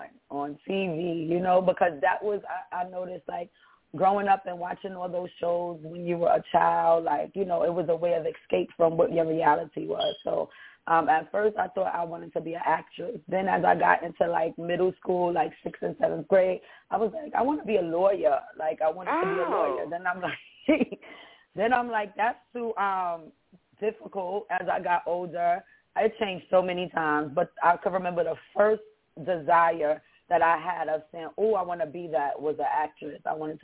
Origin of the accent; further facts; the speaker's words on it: New York City, New York, United States; I grew up in Bronx, New York City. I was born and raised in New York.